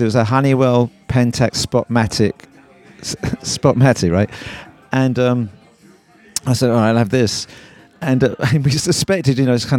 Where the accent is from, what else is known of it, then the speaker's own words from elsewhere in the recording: London, United Kingdom; accent: Cockney; But I'm a Cockney, so we don't pronounce our T's.